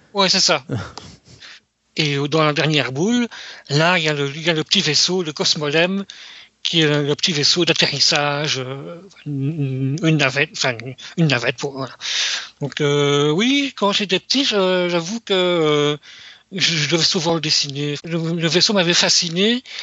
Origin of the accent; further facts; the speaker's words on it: Belgium; Chez nous, en Europe, en Belgique